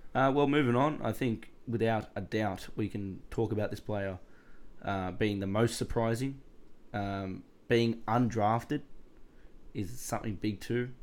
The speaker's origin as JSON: {"language": "English", "country": "Australia", "said": "as an Aussie"}